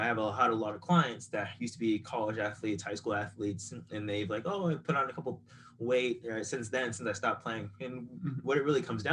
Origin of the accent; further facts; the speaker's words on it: Boca Raton, Florida, United States; also born or lived in California; raised South Florida, West Boca